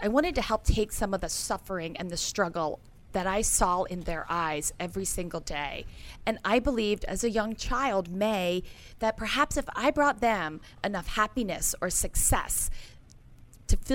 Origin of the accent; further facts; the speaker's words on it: Forest Hill, Maryland, United States; I'm originally from Forest Hill, Maryland